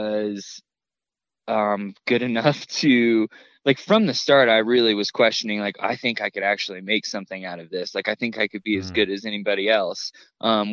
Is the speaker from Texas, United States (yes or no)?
no; Indiana, United States; now in Colorado, United States; I grew up in Indiana, and spent all my summers in North Carolina with my grandparents